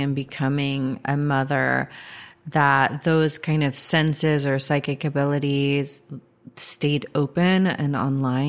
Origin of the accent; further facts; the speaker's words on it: Georgia, United States; growing up in Georgia